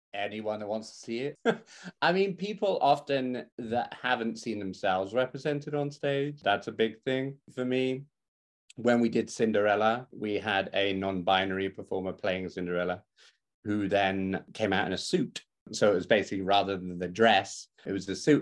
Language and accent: English; West Country, South West England, United Kingdom; moved away; I come from the West Country